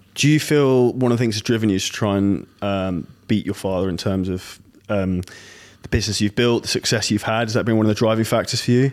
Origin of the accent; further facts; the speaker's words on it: United Kingdom; I'm from Britain